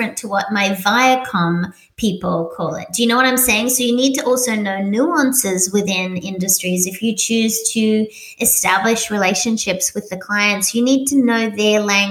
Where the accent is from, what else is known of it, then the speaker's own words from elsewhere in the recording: Australia; moved away as an adult; also born or lived in Sydney, Australia; now in Doylestown, United States; I'm little Australian